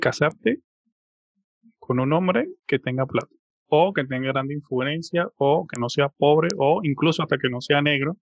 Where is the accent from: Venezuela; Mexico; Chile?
Venezuela; mi país, en Venezuela